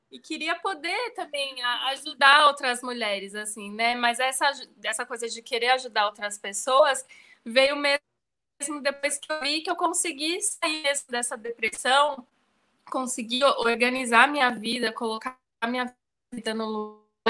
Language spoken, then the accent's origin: Portuguese; São Paulo, Brazil; moved away as an adult; now in Bahia, Brazil; eu sou de São Paulo, mas moro na Bahia, já vai fazer sete anos já que eu tô aqui